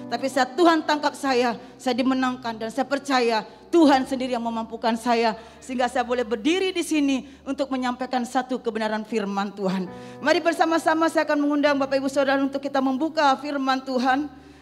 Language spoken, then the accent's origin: Indonesian; Bali, Indonesia; saya berasal dari Bali. Orang tua, keluarga besar saya masih menganut agama Hindu.